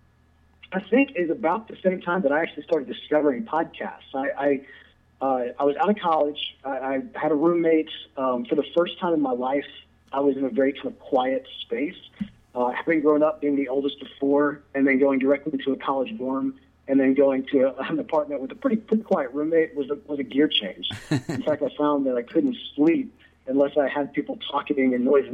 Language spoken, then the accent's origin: English; Jackson, Mississippi, United States; also born or lived in Memphis, Tennessee / Clinton, Mississippi; So I am from Jackson, Mississippi, born and raised, and I've actually lived here the vast majority of my life.